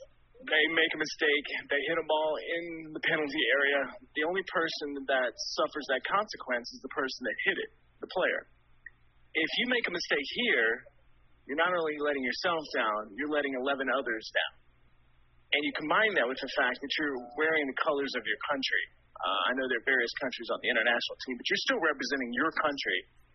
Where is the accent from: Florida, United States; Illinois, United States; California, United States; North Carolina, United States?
North Carolina, United States; I'm a North Carolinian, and it's really cool to have this event in my home state